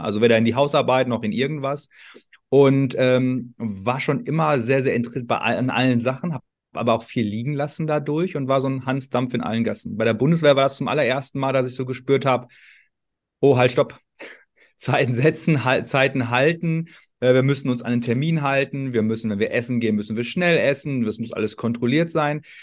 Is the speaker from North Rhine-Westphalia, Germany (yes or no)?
yes; Ruhr area, North Rhine-Westphalia, Germany; ich komme aus dem Ruhrgebiet, vielleicht hört man